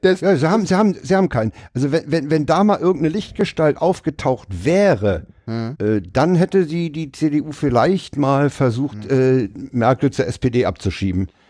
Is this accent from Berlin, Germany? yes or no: yes; Berlin, Germany; Als Westberliner